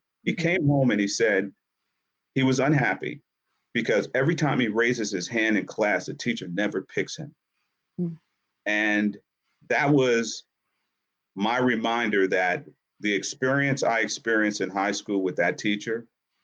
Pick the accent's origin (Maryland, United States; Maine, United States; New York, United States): New York, United States; Yonkers; born or raised there; also born or lived in Harlem, New York